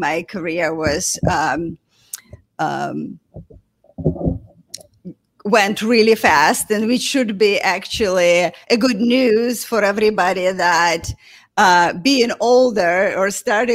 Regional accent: Russia; moved away as an adult; also born or lived in St. Petersburg, Russia / New York, United States; I grew up in a small town west of Moscow, about 4 hours from Moscow

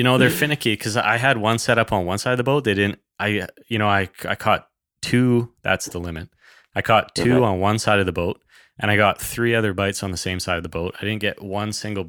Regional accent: British Columbia, Canada; I grew up in the Kootenays. So, you know, we were outdoors folks right from the beginning

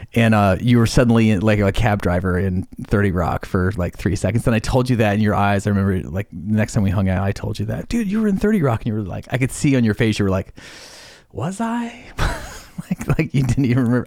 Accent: Idaho, United States; moved away as an adult; also born or lived in Bellingham, Washington; when I was eighteen and left my small town, Idaho, home

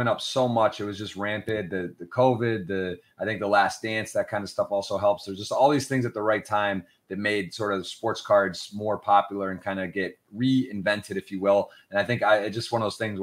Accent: Michigan, United States; I'm from Michigan

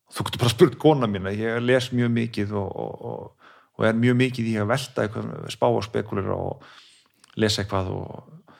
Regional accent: Kópavogur, Capital Region, Iceland; now in Garðabær, Iceland; Ég er úr Kópói

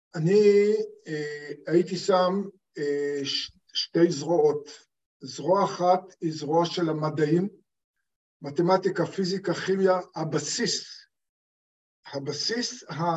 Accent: Israel; כי אני בא מקיבוץ, במקורי אני בן קיבוץ

